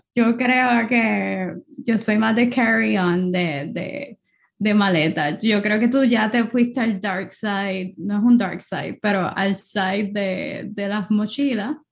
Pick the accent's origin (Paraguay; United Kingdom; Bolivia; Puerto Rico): Puerto Rico; moved away; Puerto Rico, obviamente, que es mi país natal